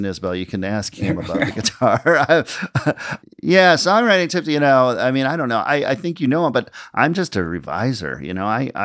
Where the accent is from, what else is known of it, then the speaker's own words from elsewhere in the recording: Minneapolis, Minnesota, United States; moved away as an adult; now in New York, United States; my hometown of Minneapolis